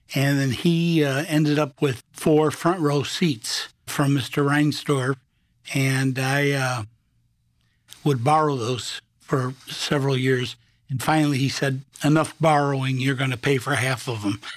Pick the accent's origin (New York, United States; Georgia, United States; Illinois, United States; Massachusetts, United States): Illinois, United States; Rockford; I was born and raised in Rockford